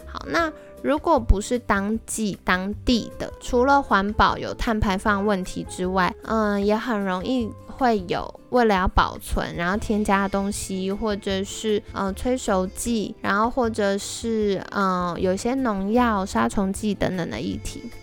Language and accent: Chinese; Taiwan; 我们台湾人